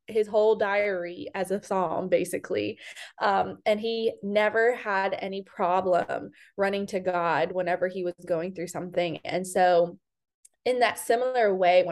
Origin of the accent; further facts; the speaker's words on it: Fayetteville, North Carolina, United States; moved away as an adult; also born or lived in Raleigh, North Carolina / Charlotte, North Carolina; now in Nashville, United States; I'm originally from Fayetteville, North Carolina. I grew up there. I was born and raised there